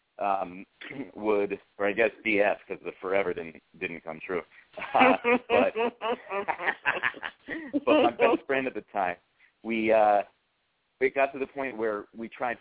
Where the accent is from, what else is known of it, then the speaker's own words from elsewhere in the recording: New Haven, Connecticut, United States; New Haven, my hometown